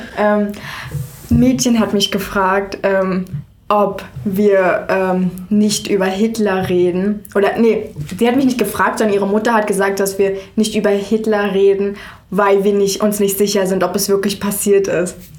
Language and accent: German; Frankfurt, Brandenburg, Germany; also born or lived in Iowa, United States; Ich komme aus Frankfurt, oder? Das ist eine Stunde weg von Berlin und direkt gegenüber von Polen